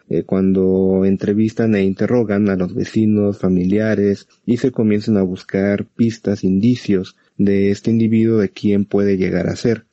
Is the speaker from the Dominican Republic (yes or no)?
no; Mexico; aquí en México